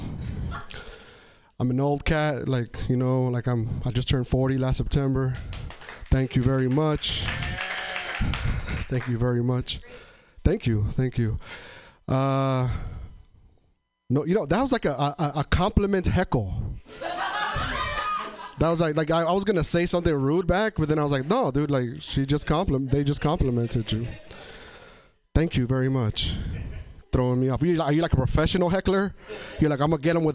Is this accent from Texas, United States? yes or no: no; Tri-Cities, Eastern Washington, United States; now in Portland, United States; I come from an area in Washington called Tri-Cities, Washington.